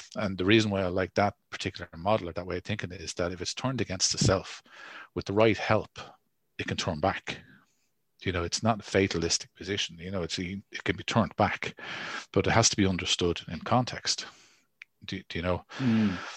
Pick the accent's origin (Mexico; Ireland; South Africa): Ireland; as Irish people